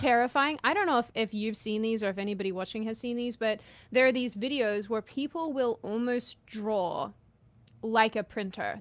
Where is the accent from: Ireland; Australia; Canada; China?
Australia; I'm Australian